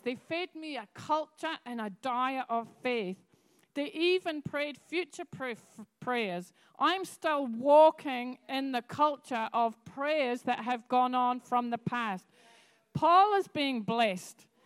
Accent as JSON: {"language": "English", "region": "Scotland", "country": "United Kingdom", "moved": "yes", "lives_now": "New Zealand", "said": "I come from Scotland. I'm used to snow, I'm used to black ice"}